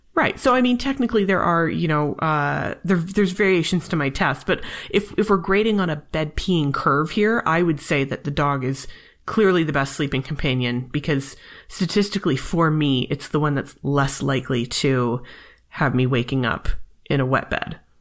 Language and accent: English; Canada; I'm Canadian